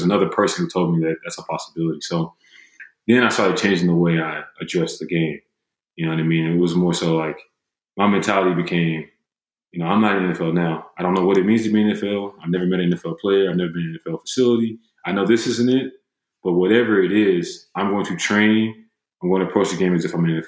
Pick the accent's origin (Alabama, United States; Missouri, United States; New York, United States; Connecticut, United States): Alabama, United States; Huntsville; moved away as an adult; also born or lived in Greenville, Illinois; growing up in Huntsville, Alabama